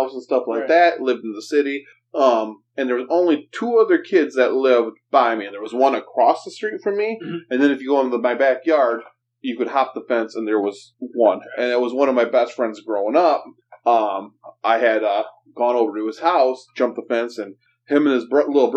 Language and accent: English; Saginaw, Michigan, United States; also born or lived in Bay City; I'm from Saginaw